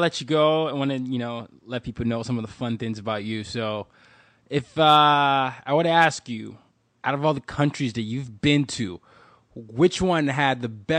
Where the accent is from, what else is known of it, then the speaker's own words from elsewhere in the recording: Nigeria; I'm Nigerian and I just ate Nigerian food.